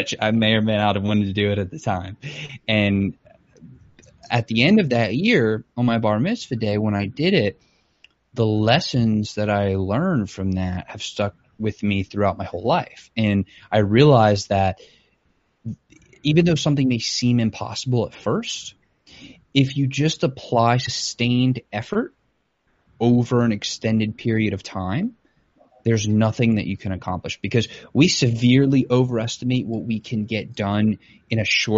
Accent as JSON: {"language": "English", "town": "Metairie", "region": "Louisiana", "country": "United States", "tie": "born or raised there", "said": "I was born in Metairie, Louisiana, to two people, my parents"}